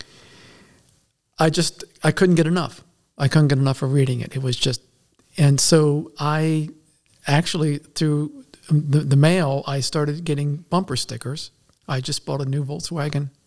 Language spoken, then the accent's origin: English; Maryland, United States; moved away as an adult; now in Pennsylvania, United States; I was born and raised in Maryland